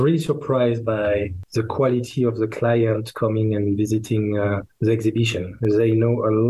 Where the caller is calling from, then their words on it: Geneva, Switzerland; I'm speaking from Geneva.